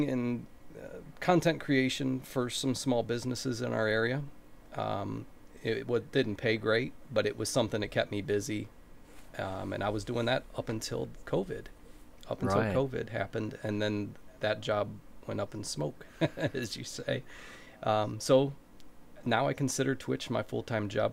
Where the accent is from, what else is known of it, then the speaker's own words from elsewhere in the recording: Ohio, United States; So I've been in Ohio in the United States. I've born here, grew up here